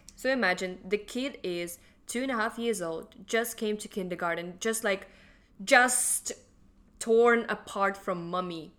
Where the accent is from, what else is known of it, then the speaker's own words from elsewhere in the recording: Russia; now in Hong Kong; I'm from Russia